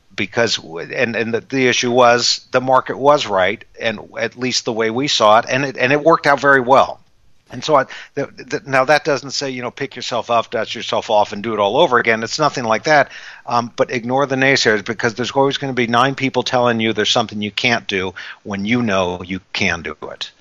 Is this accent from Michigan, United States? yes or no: no; California, United States; I was actually born and raised in California